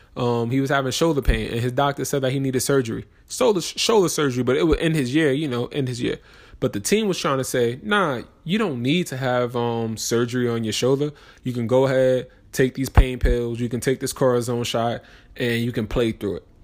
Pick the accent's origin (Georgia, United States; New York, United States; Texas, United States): New York, United States; moved away; also born or lived in New Jersey; I'm from New York